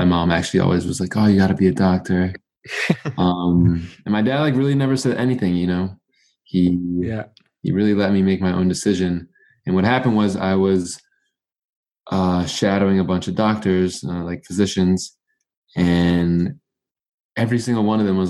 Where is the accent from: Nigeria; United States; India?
United States; New York City, New York; also born or lived in St. Louis, Missouri; now in Stony Brook, United States; So I was born in New York City. I went to high school in Brooklyn